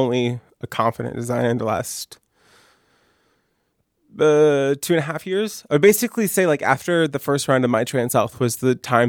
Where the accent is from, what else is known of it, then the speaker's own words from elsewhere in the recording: rural Maine, United States; also born or lived in Columbus, Ohio; I was born in Columbus, Ohio, and I stayed there until I was 2. And then my dad liked Maine. My mom and him had vacation in Maine before, and he decided that he wanted to go to Maine.